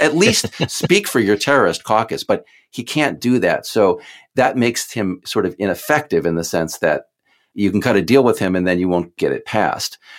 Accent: Houston, Texas, United States; I'm from Houston

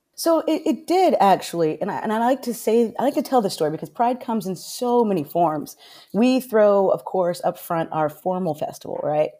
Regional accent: Orlando, Florida, United States; moved away as an adult; now in Pasco County, United States; I'm originally from Orlando

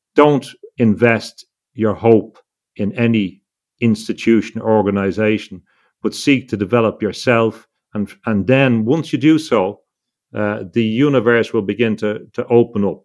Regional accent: Ireland; growing up in Ireland

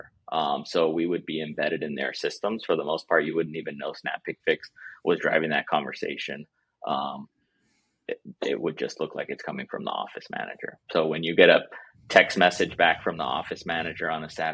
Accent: South Florida, United States; moved away as an adult; also born or lived in Durham, North Carolina / Boston; now in North Carolina, United States; I grew up in South Florida

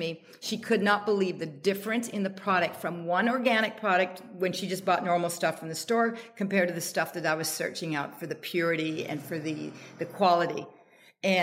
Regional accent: Canada; now in United States; I'm Canadian

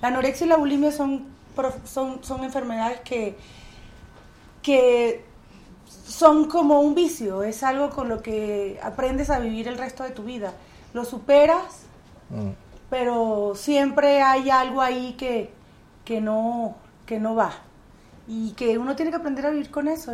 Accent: Venezuela; moved away as an adult; also born or lived in Miami; now in California, United States; Cuando yo me fui de Venezuela, Chávez estaba preso, por cierto. Y el presidente era Rafael Caldera cuando yo me fui de mi país la primera vez.

